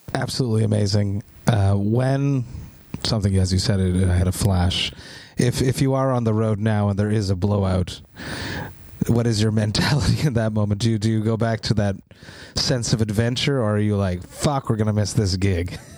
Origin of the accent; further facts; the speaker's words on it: Montreal, Quebec, Canada; I'm from Montreal